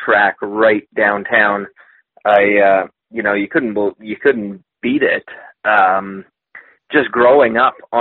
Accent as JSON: {"language": "English", "region": "Manitoba", "country": "Canada", "tie": "born or raised there", "said": "growing up in Manitoba, you know what our riding season's like"}